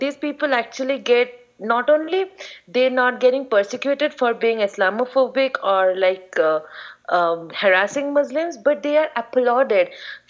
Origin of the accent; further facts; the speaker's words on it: East India, India; we're not from North India. We're from East India